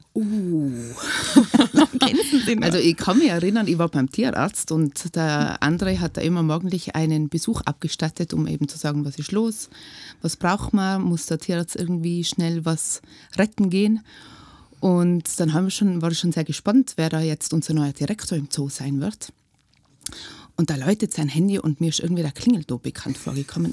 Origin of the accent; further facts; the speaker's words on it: Lechtal, Tyrol, Austria; Aus dem Lechtal